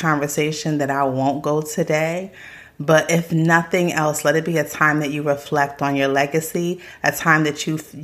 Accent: South Carolina, United States; my family is a little bit country. We're from South Carolina

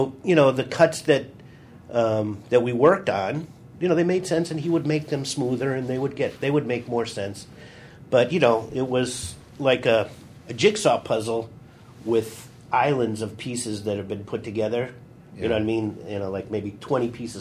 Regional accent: Glencoe, Illinois, United States; my hometown. Oh, really? Glencoe, Illinois.

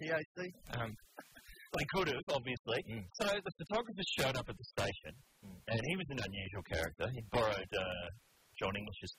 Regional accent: New Zealand; I'm from New Zealand.

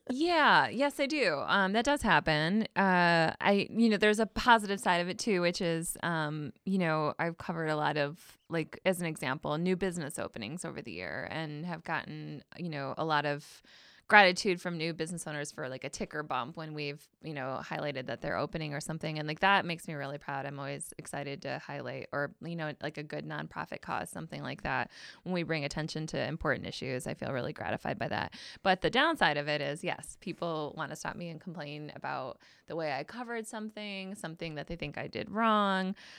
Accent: Traverse City, Michigan, United States; also born or lived in Alpena, Michigan; I did move here to Traverse City when I was a kid

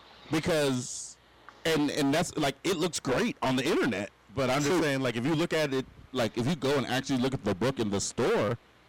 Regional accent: Los Angeles, California, United States; I'm from the West Coast. I'm from LA.

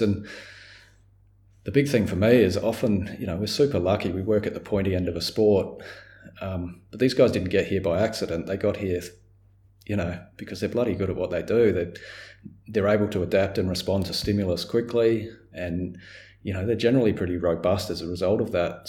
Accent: Australia; as an Australian

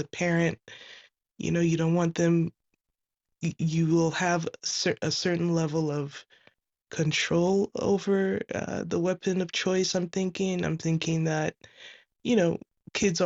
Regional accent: Ghana; now in California, United States; I'm calling from California. I'm originally from Ghana

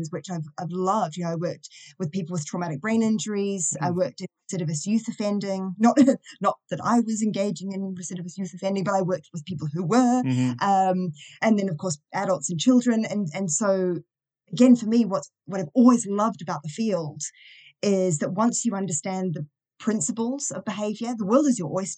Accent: New Zealand; accent: Kiwi; also born or lived in Auckland, New Zealand; now in Wales, United Kingdom; I'm a Kiwi

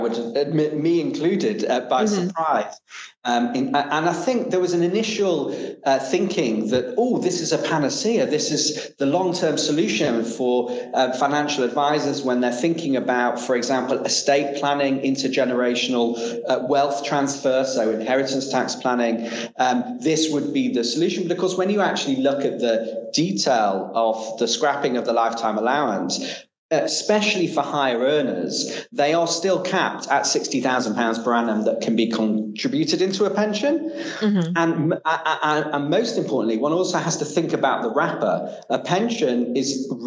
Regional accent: Manchester, North West England, United Kingdom; moved away; I came from Manchester, as I mentioned. I was pretty much grew up in a working class environment. I was very fortunate to go to a fantastic school called Manchester Grammar

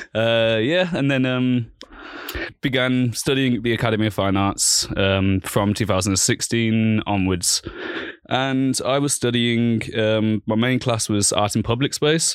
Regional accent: Birmingham, West Midlands, United Kingdom; moved away as an adult; also born or lived in London; now in Vienna, Austria; in 1993, I was born in Birmingham in England

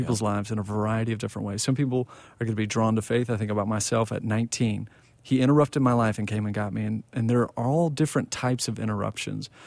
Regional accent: Plano, Texas, United States; I grew up in Plano, Texas

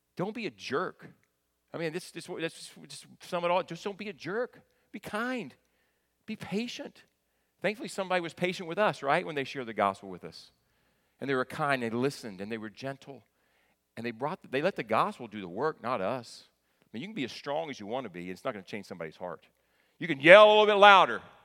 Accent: northeastern Kentucky, United States; moved away; I grew up in northeastern Kentucky, right, in the tri-state area of Ohio, Kentucky, and West Virginia.

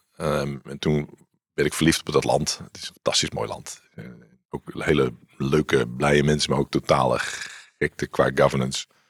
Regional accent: Randstad, Netherlands; moved away as an adult; also born or lived in Wageningen; ik kwam uit de Randstad

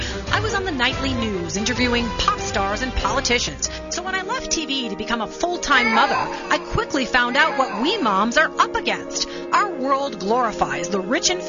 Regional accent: Minnesota, United States; moved away as an adult; now in Denver, United States; Sarah and I have the similar background, but we're both from Minnesota

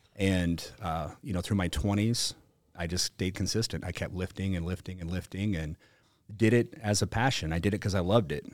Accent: South Dakota, United States; I was from South Dakota

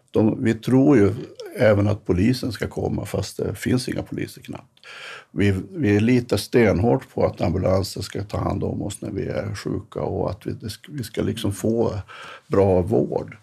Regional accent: Norrberg, Västerbotten County, Sweden; also born or lived in Jönköping; Jag är uppvuxen i en by som heter Norrberg som ligger två mil utanför Storuman

